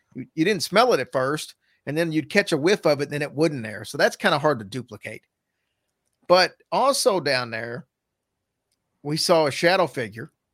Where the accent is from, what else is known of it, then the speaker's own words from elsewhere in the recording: the South, United States; also born or lived in Louisville, Kentucky / Virgin Islands; now in Lexington, United States; we're from the South